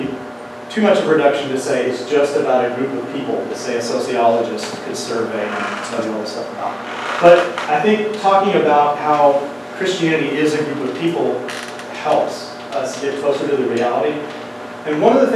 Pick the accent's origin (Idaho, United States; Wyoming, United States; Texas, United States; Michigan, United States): Wyoming, United States; also born or lived in Oklahoma City, Oklahoma; I grew up partially in Oklahoma City, but we moved to Wyoming when I was in third grade